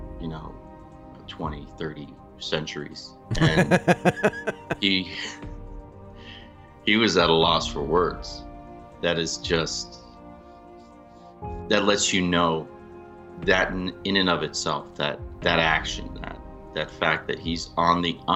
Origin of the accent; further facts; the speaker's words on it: New England, United States; you and I are New Englanders. We're from New England.